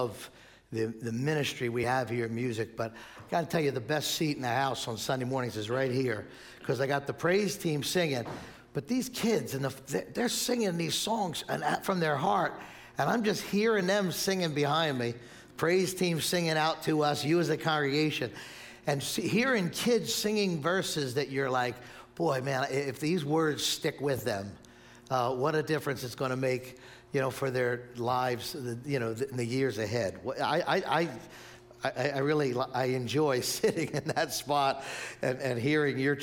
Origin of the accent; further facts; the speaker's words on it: Spruce Avenue, Pennsylvania, United States; I grew up right down the street here on Spruce Avenue, born and raised here.